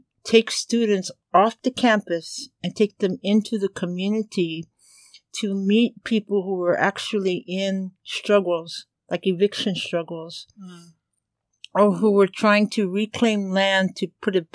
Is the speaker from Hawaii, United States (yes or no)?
yes; Hawaii, United States; as a Kanaka Maoli, as a Hawaiian.